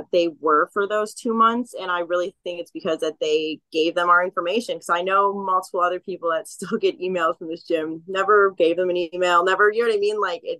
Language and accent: English; California, United States; Yes, I came from Humboldt County.